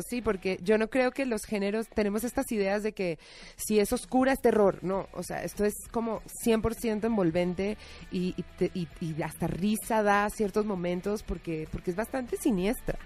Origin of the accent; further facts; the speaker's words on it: Colombia; moved away as an adult; now in Mexico; Yo soy colombiana, llevo siete años aquí